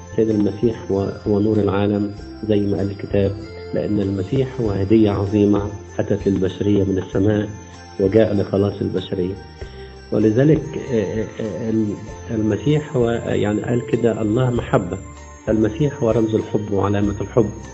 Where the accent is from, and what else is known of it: Egypt